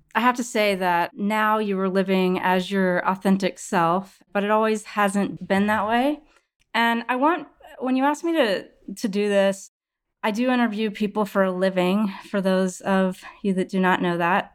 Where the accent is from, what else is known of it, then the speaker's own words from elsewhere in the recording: outside Houston and Dallas, Texas, United States; I was also born and raised in Texas outside Houston and Dallas